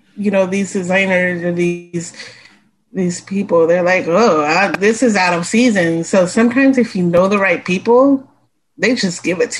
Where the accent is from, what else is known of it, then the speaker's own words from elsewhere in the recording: Texas, United States; It's sort of a rite of passage as a Texan.